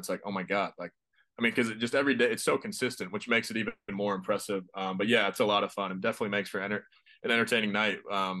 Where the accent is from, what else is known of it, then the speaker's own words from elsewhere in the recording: Edina, Minnesota, United States; moved away as an adult; also born or lived in Mississippi; I grew up in Edina, Minnesota. which is technically the hockey capital of the world.